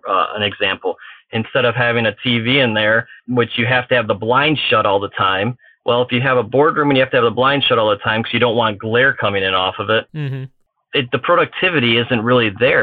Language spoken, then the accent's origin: English; Chicago, Illinois, United States; I'm from Chicagoland